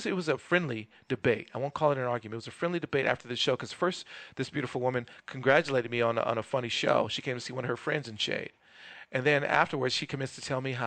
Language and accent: English; Los Angeles, California, United States; I'm from Los Angeles